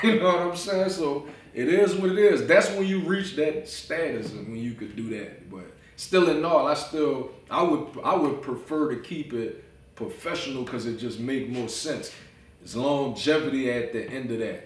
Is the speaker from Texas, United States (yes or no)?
no; New Orleans, Louisiana, United States; I'm from New Orleans.